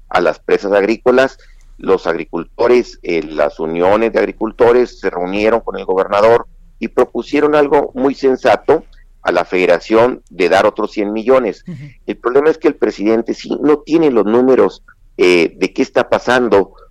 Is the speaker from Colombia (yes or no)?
no; Chihuahua, Mexico; los chihuahuenses no somos enemigos de, los mexicanos